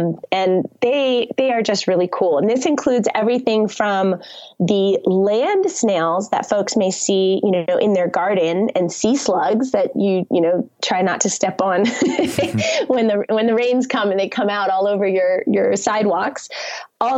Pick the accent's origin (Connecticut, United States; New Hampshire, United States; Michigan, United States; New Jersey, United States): Connecticut, United States; moved away; I grew up on the Long Island Sound, on the shores of Connecticut.